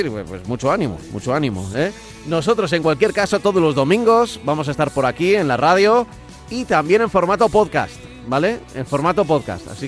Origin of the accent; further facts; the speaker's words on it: Manacor, Balearic Islands, Spain; soy natural de Manacor